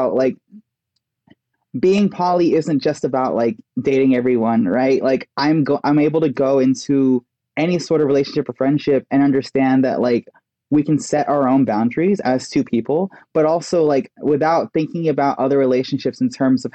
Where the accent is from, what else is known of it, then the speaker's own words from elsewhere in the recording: Texas, United States; I grew up in Texas